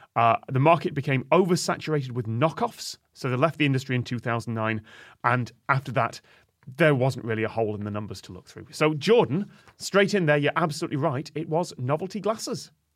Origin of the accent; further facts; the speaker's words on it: United Kingdom; Middle of the U K